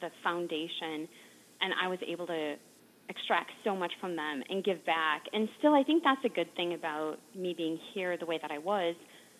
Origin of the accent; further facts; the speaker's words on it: Wisconsin, United States; We're from Wisconsin.